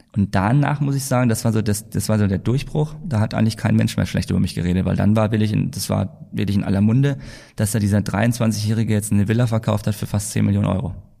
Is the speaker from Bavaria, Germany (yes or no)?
yes; Altdorf, Bavaria, Germany; moved away as an adult; also born or lived in Hamm; now in Mallorca, Spain; dass wir in die Schule zurückgegangen sind, nach Nürnberg, wo ich herkomme, also bei Altdorf